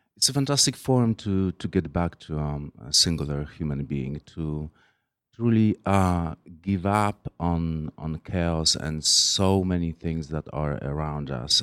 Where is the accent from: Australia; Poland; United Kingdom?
Poland; moved away as an adult; now in New York, United States; I, am originally from from Poland